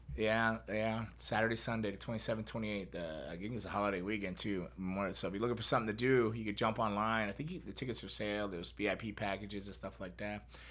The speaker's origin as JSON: {"language": "English", "region": "Florida", "country": "United States", "tie": "born or raised there", "said": "Born and raised in Florida"}